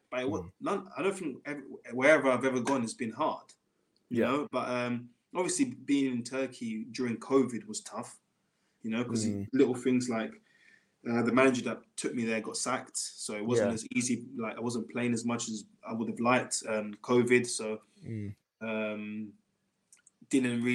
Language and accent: English; England, United Kingdom; being an English boy and always playing in England